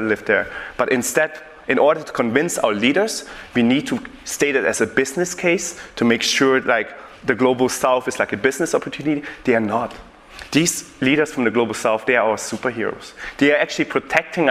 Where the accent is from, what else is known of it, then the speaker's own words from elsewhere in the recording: Germany; I'm born and raised in Germany.